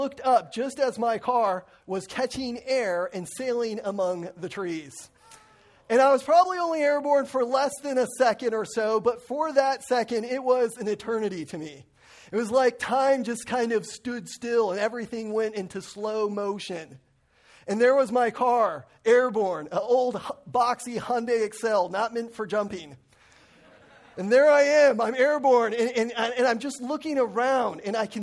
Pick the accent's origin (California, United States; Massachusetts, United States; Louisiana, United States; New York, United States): California, United States; Lake Arrowhead; moved away; also born or lived in Crestline; I grew up in the mountains of Crestline and Lake Arrowhead